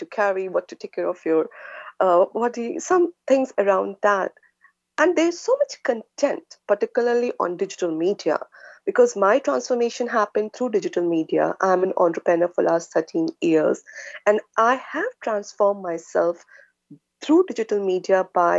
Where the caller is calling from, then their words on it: Singapore; I am connecting from Singapore, and It is very early morning, 2 a.m. plus for us.